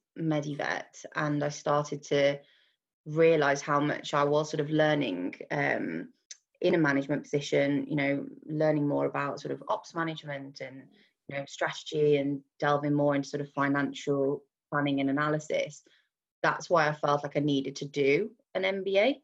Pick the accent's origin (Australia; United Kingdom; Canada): United Kingdom; Wolverhampton, West Midlands; I'm originally from Wolverhampton, which for those of you who don't know where it is, near Birmingham